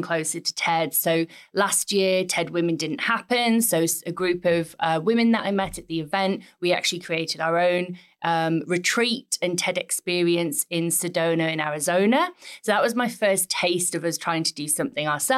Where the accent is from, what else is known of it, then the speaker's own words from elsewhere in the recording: Middlesbrough, North East England, United Kingdom; my hometown, which is Middlesbrough